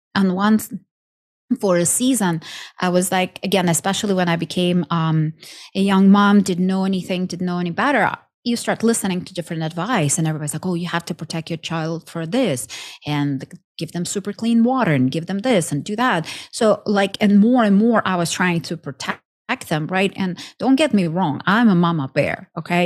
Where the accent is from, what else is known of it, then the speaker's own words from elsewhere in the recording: Ukraine; moved away as an adult; now in United States; I'm originally from Ukraine. Um, moved to states almost 15 years ago